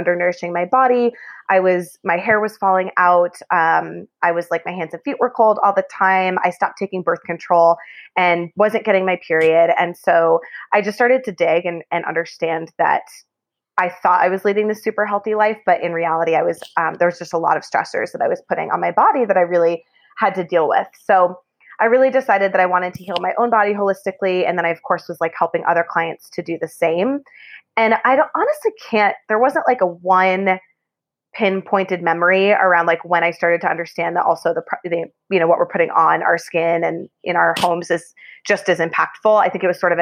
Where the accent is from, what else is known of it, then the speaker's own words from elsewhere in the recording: Boston, Massachusetts, United States; now in Denver, United States; I'm from Boston originally